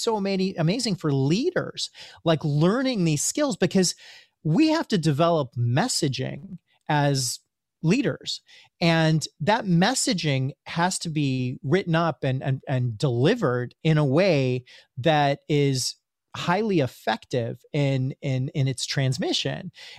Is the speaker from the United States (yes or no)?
no; India; You know, being Indian, I have a little bit of instant spiritual street cred.